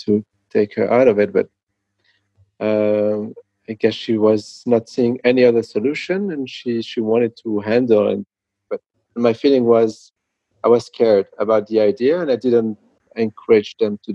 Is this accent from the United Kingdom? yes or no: no; France; I come from France.